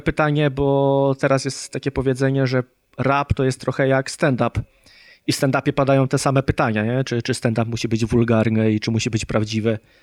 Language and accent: Polish; Poland; jestem z Polski i bliżej mi do problematyki Polaków